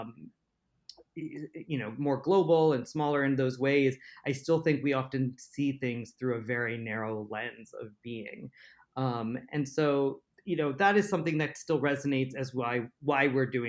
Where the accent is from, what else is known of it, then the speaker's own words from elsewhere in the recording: United States; I was viewed first as an American, and then next was as an Indian American